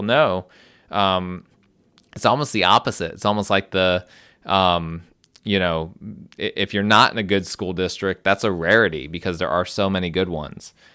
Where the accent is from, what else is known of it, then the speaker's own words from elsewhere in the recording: New Jersey, United States; now in Greenville, United States; I'm from New Jersey